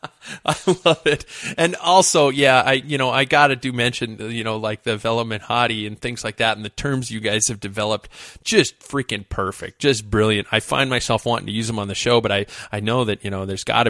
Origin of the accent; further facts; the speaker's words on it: the Northwest, Pacific Northwest, United States; being born and raised in the Northwest